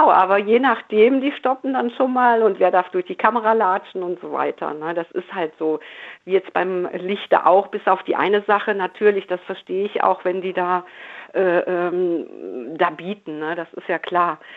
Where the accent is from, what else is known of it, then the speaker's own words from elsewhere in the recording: Cologne, North Rhine-Westphalia, Germany; Aber ja, als Kölner aber selbst, ach